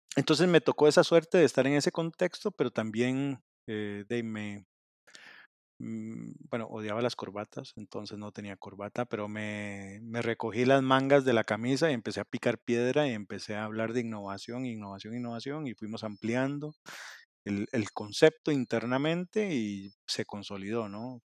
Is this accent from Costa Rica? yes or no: yes; Costa Rica; also born or lived in Mexico; soy de Costa Rica